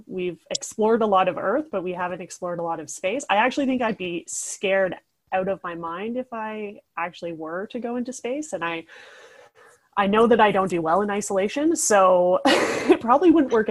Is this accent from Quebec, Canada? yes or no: no; Toronto, Ontario, Canada; also born or lived in Halifax; now in Toronto, Canada; I grew up in Scarborough, Ontario